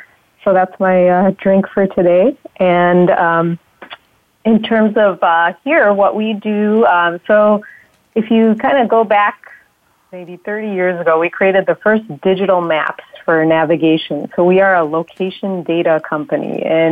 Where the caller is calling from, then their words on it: Chicago, Illinois, United States; I am also in Chicago, like Joe.